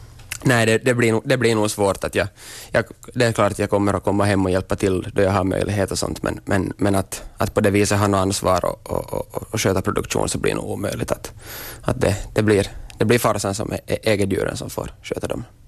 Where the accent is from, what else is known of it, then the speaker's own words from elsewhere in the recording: Korsholm, Ostrobothnia, Finland; jag är österbottning